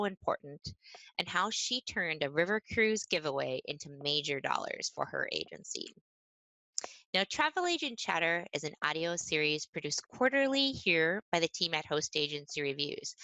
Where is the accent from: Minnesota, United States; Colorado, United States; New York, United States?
Minnesota, United States; rural; I grew up in rural Minnesota on a cute little dirt road surrounded by farms